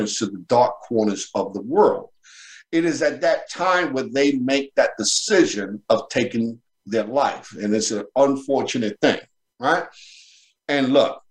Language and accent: English; New York City, New York, United States; Born and raised in Brooklyn, New York, in the Bushwick Bedford-Stuyvesant section of the BK there